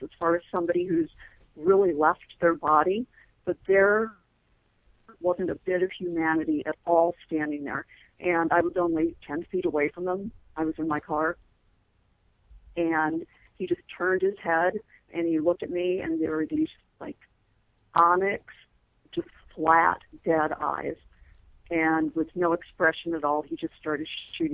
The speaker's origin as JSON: {"language": "English", "region": "Midwest", "country": "United States", "tie": "born or raised there", "moved": "yes", "said": "I grew up in the Midwest in a small town."}